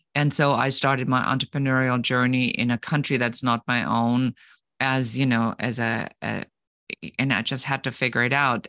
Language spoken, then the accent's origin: English; Germany; moved away; I come originally from Germany, where we take things extremely seriously